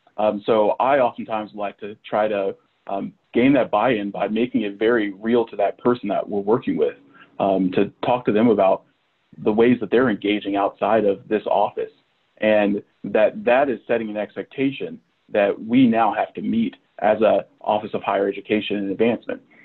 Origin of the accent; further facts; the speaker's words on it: Manhattan, Kansas, United States; moved away as an adult; also born or lived in Madison, Wisconsin / Oklahoma; I grew up in the Little Apple.